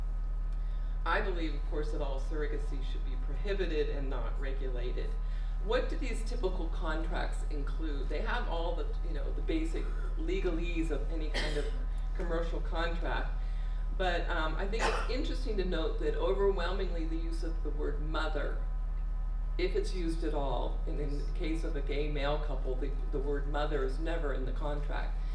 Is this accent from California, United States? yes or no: yes; California, United States; I am from California